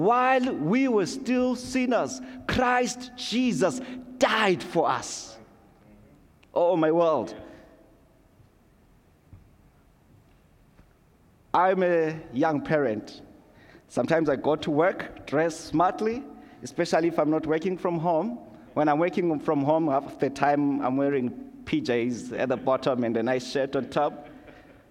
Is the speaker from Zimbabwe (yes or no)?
yes; Zimbabwe; now in Canada; growing up in Zimbabwe, going to Sunday school, being a young kid